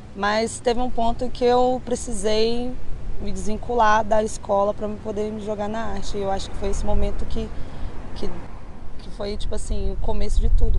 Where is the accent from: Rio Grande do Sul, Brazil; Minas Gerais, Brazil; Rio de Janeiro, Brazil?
Minas Gerais, Brazil; Contagem; Sou natural de Contagem, mas meu trampo consiste todo aqui na cidade, né, na capital